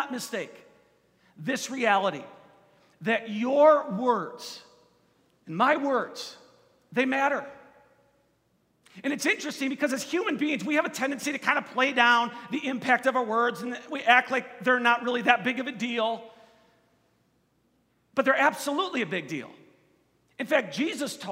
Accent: Kenosha, Wisconsin, United States; I am from Kenosha, Wisconsin, which is a little bit south of Milwaukee

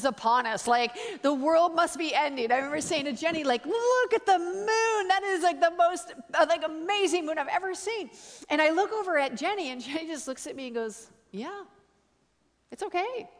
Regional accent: Canada; I'm Canadian

